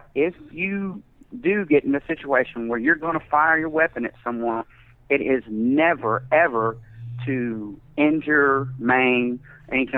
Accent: the South, United States; I'm also from the South.

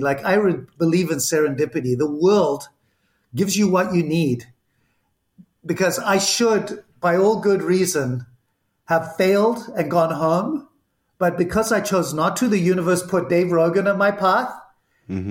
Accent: Zimbabwe; accent: Zimbabwean; moved away; also born or lived in Barcelona, Spain; the accent, which is still here, is from Zimbabwe. I was born in Spain, in Barcelona, uh, lived in seven countries before I was eight, and ended up in what was Rhodesia, and grew up

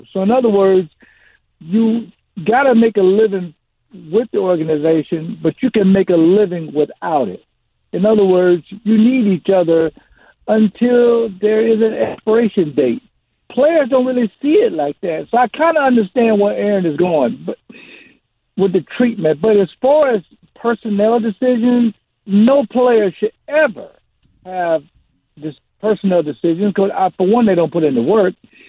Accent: Jacksonville, Florida, United States; moved away as an adult; now in Wisconsin, United States; When I retired after 12 years, I'm from Jacksonville, Florida.

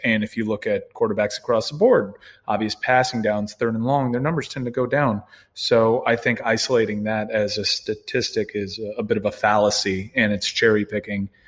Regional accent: Miami, Florida, United States; I'm born and raised in Miami

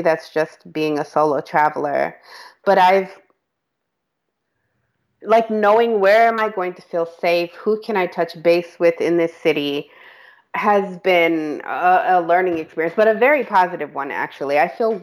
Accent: New York, United States; moved away as an adult; also born or lived in Western Pennsylvania; now in Pittsburgh, United States; I'm from New York

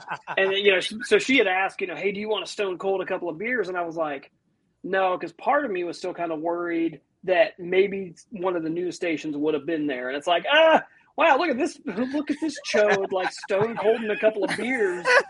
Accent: northern Ohio, United States; I'm from more northern Ohio

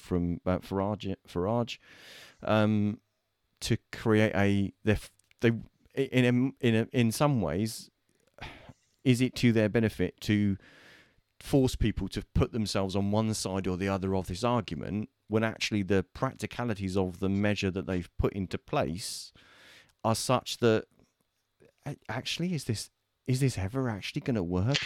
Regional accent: United Kingdom; we're British

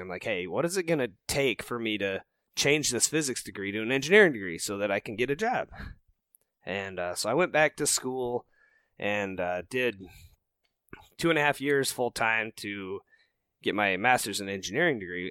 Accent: Rocky Mountains, United States; moved away as an adult; also born or lived in Minnesota; I didn't grow up in the whitetail woods. I grew up out in the Rocky Mountains

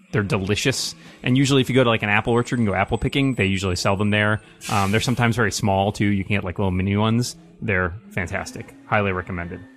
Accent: Northeast, United States; I am from the Northeast

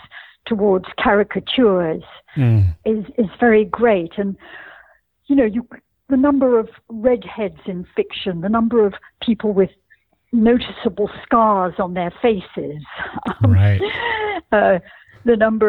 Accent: Scotland, United Kingdom; growing up in Scotland, where at least in the world of my childhood, almost everyone was brown-haired and blue-eyed.

